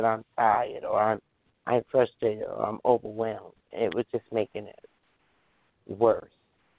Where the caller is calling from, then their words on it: New Jersey, United States; I'm calling from New Jersey.